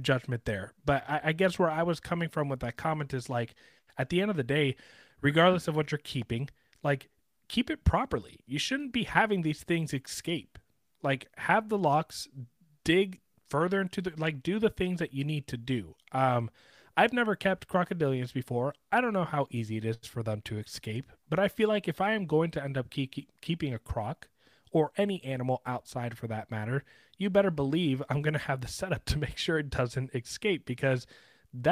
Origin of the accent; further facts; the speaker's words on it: Sarasota, Florida, United States; I grew up in Sarasota, Florida